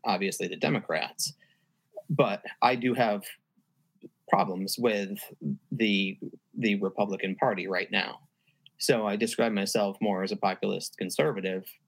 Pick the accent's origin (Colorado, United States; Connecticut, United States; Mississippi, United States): Connecticut, United States; now in Virginia, United States; I'm from Connecticut.